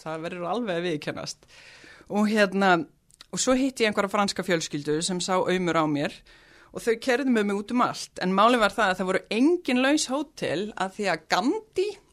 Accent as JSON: {"language": "Icelandic", "town": "Reykjavík", "region": "Capital Region", "country": "Iceland", "tie": "born or raised there", "also_born_or_lived": "Oslo, Norway", "lives_now": "Mosfellsbær, Iceland", "said": "fluttum við í Breitholtið í 111, mm. í mhm. Fellakverfið og svo byggðum mamma og pappi hús í Hólakverfinu og þau búa þar ennþá og við öldumst þar upp"}